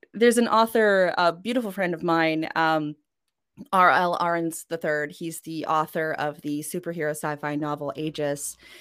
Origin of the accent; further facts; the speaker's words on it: Canada; first language Norwegian; also born or lived in Norway; I spent the majority of my life in Canada